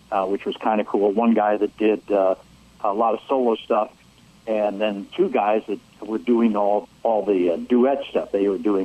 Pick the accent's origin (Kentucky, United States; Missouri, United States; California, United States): Missouri, United States; St. Louis; I grew up in St. Louis